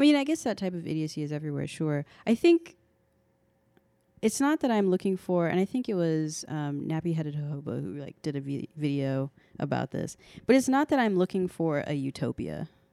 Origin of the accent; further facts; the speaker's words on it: United States; I'm an American